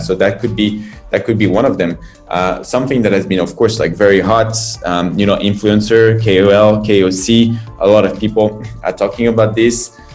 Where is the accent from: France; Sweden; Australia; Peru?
France; moved away as an adult; now in China; I'm from France. I've been in China and started this uh, adventure nine years ago.